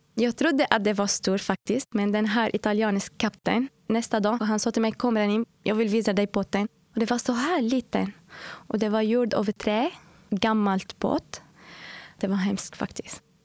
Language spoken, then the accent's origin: Swedish; Syria; Swedish is a second language; moved away as an adult; now in Uddevalla, Sweden; Ja, jag kommer från Syrien och jag har bott här i Sverige nu i fyra år, fyra och ett halvt år, snart fem år.